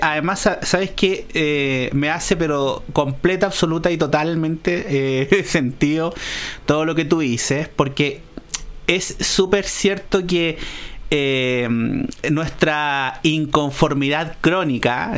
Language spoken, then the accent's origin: Spanish; Chile; los regímenes que vivimos en este país